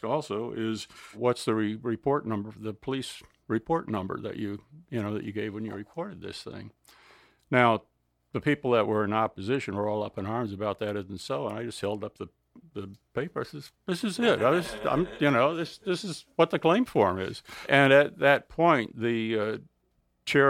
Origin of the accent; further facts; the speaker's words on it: Delaware, United States; We come from Delaware